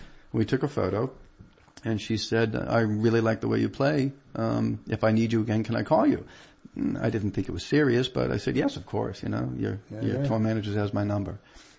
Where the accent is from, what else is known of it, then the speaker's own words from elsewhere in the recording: Peabody, Massachusetts, United States; I mean, growing up in Peabody, aside from, you know, being in the basement playing to all of my favorite progressive rock records and all of that stuff, I used to play all the time to … and ….